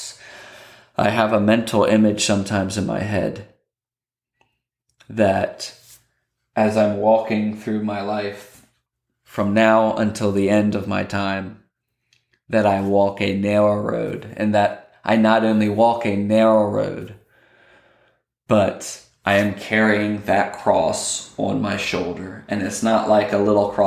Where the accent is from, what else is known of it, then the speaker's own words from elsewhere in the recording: Lancaster County, Pennsylvania, United States; I grew up in Lancaster County, Pennsylvania, and there are plenty of farms up there